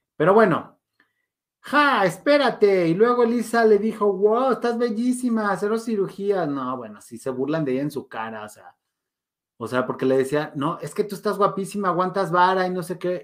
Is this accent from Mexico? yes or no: yes; Mexico; yo soy mexicano